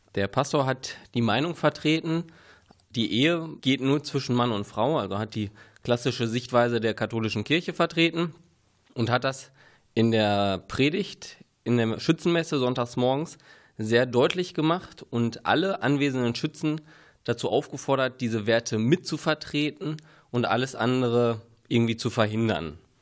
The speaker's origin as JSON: {"language": "German", "area": "Ruhr area", "region": "North Rhine-Westphalia", "country": "Germany", "moved": "as an adult", "lives_now": "Günne, Germany", "said": "Ich komme eigentlich aus dem Ruhrgebiet"}